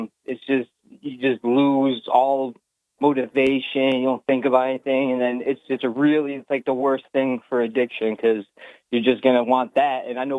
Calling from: Binghamton, New York, United States; I'm from Binghamton, New York.

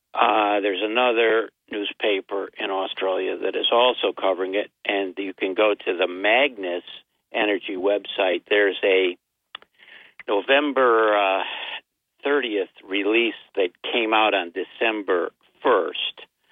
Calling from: Binghamton, New York, United States; I live here in Binghamton, New York.

